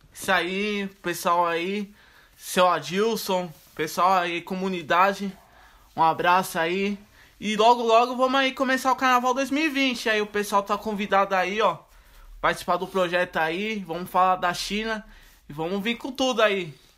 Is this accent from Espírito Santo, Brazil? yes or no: no; São Paulo, Brazil; A gente não era de Pirituba, a gente era da freguesia